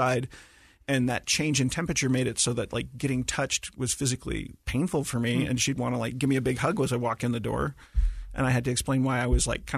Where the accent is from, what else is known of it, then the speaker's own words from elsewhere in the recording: Kodiak, Alaska, United States; I grew up on an island and we only had one stoplight